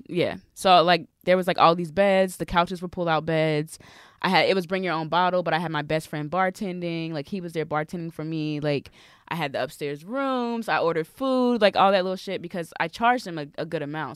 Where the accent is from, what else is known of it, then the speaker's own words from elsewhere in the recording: the South, United States; I'm from the South. I'm a Southern sweetheart